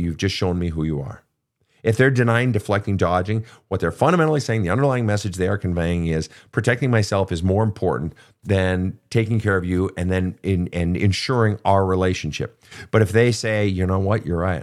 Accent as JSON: {"language": "English", "region": "Minnesota", "country": "United States", "tie": "born or raised there", "said": "my home state of Minnesota"}